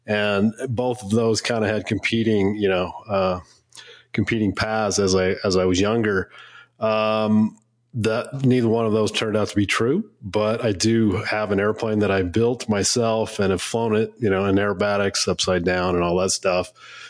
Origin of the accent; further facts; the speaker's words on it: Washington, United States; also born or lived in Salem, Oregon; now in Colorado, United States; I was born in Oregon, Salem, Oregon. So that's a good spot. And then really grew up in Washington State and then kind of meandered throughout the country. And now I call home Colorado.